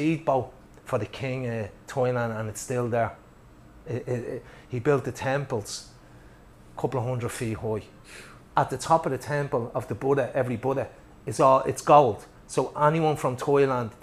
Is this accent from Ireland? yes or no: yes; Ireland; we're Irish